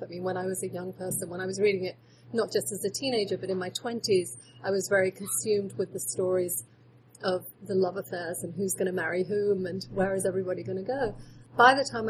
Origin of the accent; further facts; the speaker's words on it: England, United Kingdom; Growing up in England